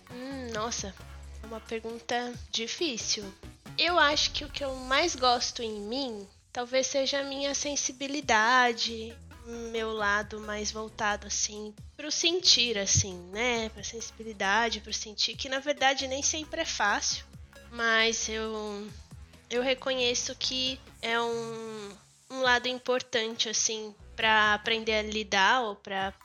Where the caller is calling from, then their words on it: São Carlos, São Paulo, Brazil; first language Portuguese; Eu falo de São Carlos, interior de São Paulo